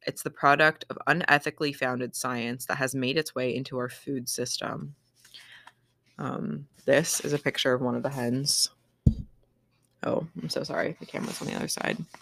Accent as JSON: {"language": "English", "town": "Battle Ground", "region": "Washington", "country": "United States", "tie": "born or raised there", "said": "my hometown of Battleground, Washington"}